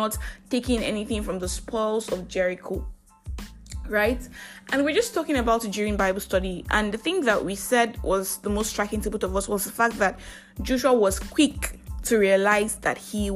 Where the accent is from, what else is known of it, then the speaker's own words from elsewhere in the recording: Nigeria; I am that Nigerian Christian Talkaholic